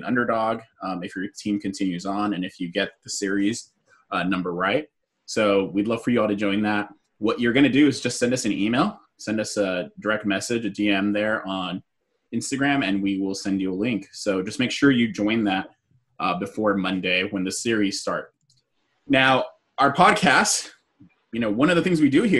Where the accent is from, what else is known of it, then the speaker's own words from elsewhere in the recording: Southern California, United States; Me and Jose are from Southern California.